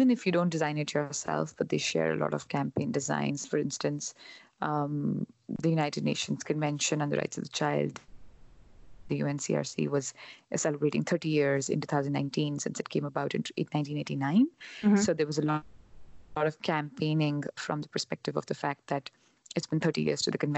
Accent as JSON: {"language": "English", "country": "India", "lives_now": "Canada", "said": "when I was traveling from India to Canada and then here"}